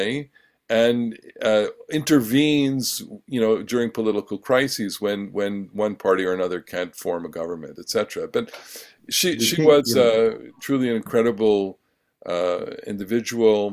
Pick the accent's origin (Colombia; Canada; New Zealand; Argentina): Canada; I am a Canadian